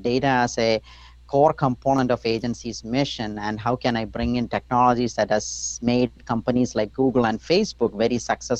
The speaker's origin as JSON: {"language": "English", "country": "India", "tie": "born or raised there", "moved": "yes", "said": "growing up, I grew up in India"}